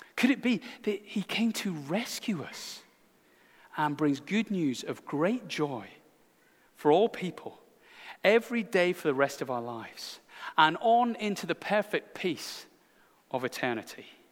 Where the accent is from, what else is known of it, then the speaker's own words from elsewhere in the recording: Scotland, United Kingdom; speaking as a Scotsman